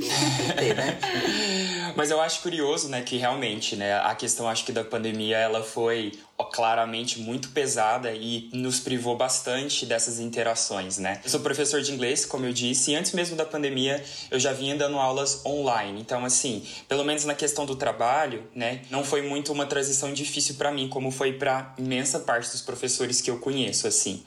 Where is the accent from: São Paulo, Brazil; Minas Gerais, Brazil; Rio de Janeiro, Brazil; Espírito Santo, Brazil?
Minas Gerais, Brazil; Uberlândia; eu sou uberlandense, eu sou o único uberlandense legítimo desse trio aqui